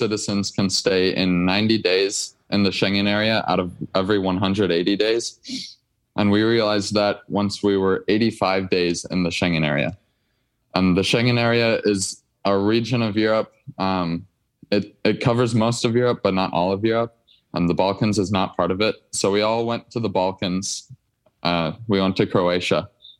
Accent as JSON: {"language": "English", "region": "Minnesota", "country": "United States", "said": "I'm from Minnesota."}